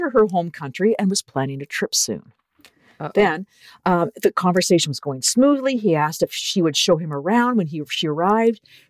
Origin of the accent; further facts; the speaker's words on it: Canada; accent: Canadian; my Canadian accent